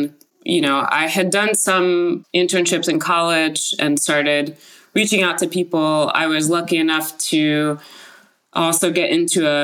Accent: Paris, Île-de-France, France; now in San Francisco, United States; I grew up in Paris, France

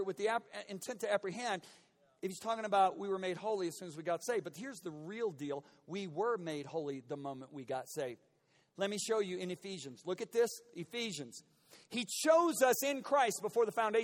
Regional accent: United States; In my 56 years of being an American

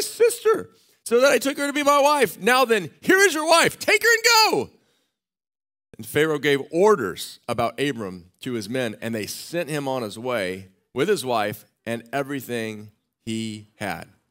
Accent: Austin, Texas, United States; I grew up in Austin, Texas

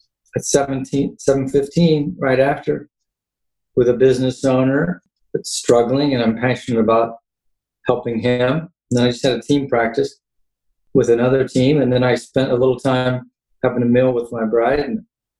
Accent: Kansas, United States; moved away as an adult; also born or lived in Indiana; I grew up in Kansas, born and raised

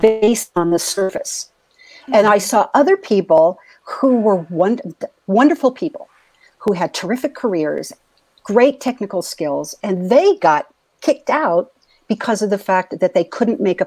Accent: San Diego, California, United States; I was a little girl growing up in East County, San Diego

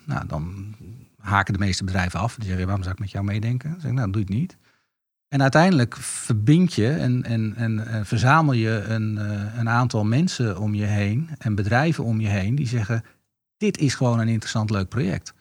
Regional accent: Netherlands; We zijn Nederlanders, er zitten Italiaanse invloeden in.

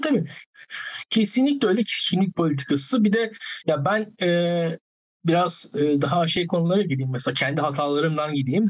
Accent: İzmir, Turkey; ben İzmir'liyim

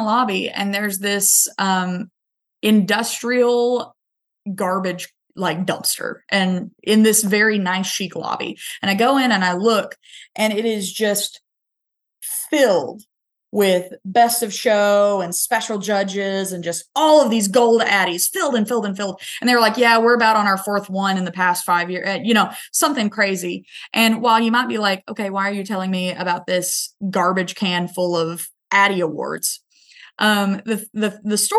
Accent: Northeast Arkansas, United States; I'm from Northeast Arkansas

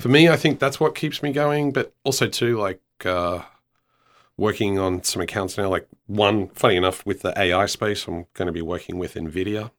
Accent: Australia; also born or lived in Copenhagen; now in Houston, United States; as an Australian

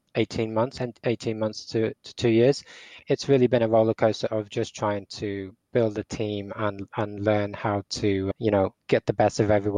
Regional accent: Portugal; also born or lived in England; now in Dublin, Ireland; I live in Dublin, Ireland. I'm English, but I grew up in Portugal.

